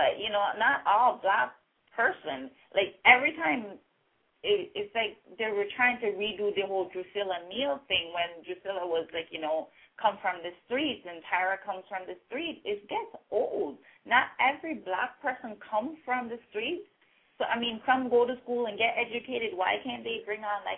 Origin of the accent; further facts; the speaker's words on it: Jamaica; accent: Caribbean, Jamaican; now in Canada; I am actually from Jamaica.